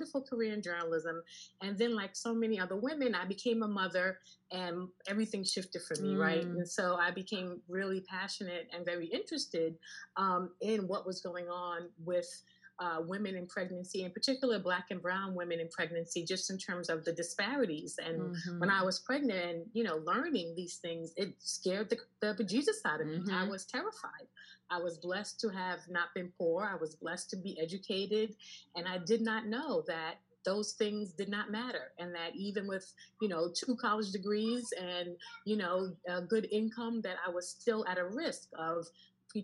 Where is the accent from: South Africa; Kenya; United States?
United States; New York City, New York; also born or lived in London; I am a native New Yorker, born and raised in Queens.